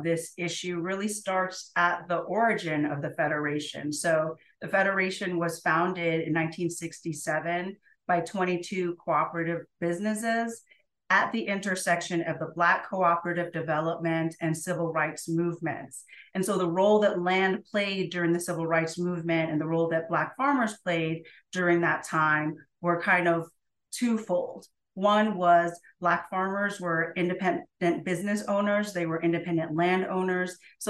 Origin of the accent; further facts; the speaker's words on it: Jamaica; I'm an immigrant from Jamaica. My mother is Chinese Jamaican.